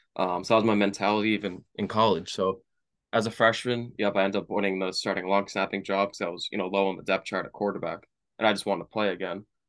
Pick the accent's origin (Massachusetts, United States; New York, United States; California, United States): Massachusetts, United States; Brockton; I grew up in Brockton, Mass. Um, you know, moved around a couple towns, you know, early on in my life